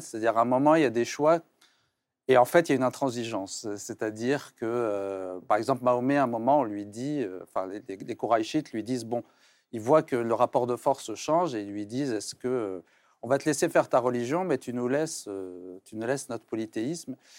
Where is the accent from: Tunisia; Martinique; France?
Tunisia; j'ai grandi en Tunisie dans une culture musulmane